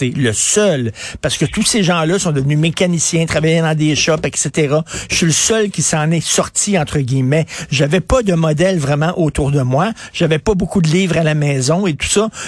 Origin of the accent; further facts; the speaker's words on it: Montreal, Quebec, Canada; je viens d'un milieu très pauvre, OK? Là, je viens de Verdun, le près de Pointe-Saint-Charles.